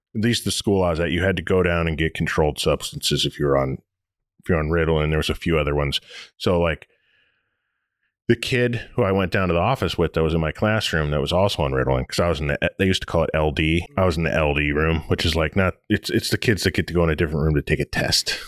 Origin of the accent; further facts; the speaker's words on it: United States; moved away; also born or lived in Detroit, Michigan / Toledo, Ohio; I'm from Detroit and Toledo both